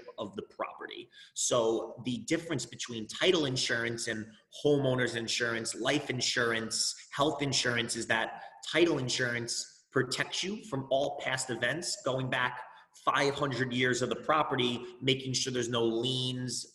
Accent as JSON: {"language": "English", "town": "Roslyn", "region": "New York", "country": "United States", "tie": "born or raised there", "also_born_or_lived": "Indiana", "lives_now": "New York City, United States", "said": "I'm born and raised in Rosslyn, New York. It's on Long Island"}